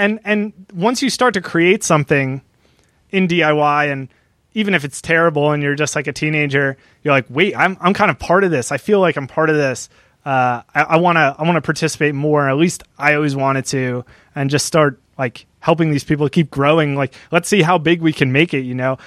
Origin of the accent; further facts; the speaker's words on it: New Jersey, United States; also born or lived in Delaware; I'm from New Jersey